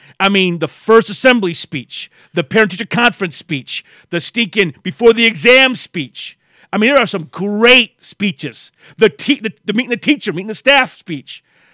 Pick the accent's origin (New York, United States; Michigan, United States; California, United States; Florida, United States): Michigan, United States; Flint; also born or lived in Waterford, Michigan; When we moved from Flint to Waterford